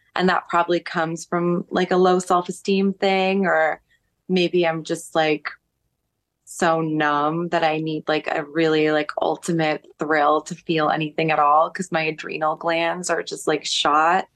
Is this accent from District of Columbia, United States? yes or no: no; New York City, New York, United States; when you're growing up in New York, it feels like you're in the center of the world